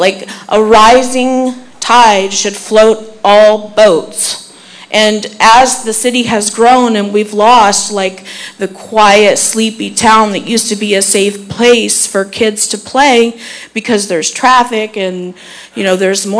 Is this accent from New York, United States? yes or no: no; Zephyrhills, Florida, United States; now in Dade City, United States; I do a lot of business in Zephyrhills. I grew up in Zephyrhills. I have a lot of very fond childhood memories at Zephyr Park, playing tennis and racquetball there, walking the Zephyr Lake with my grandpa